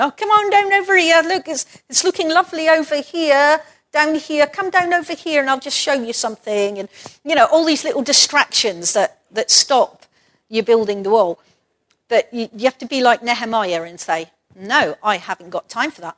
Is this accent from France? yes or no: no; Perth, Scotland, United Kingdom; moved away as an adult; Perth, my hometown, or the place where I grew up most of the time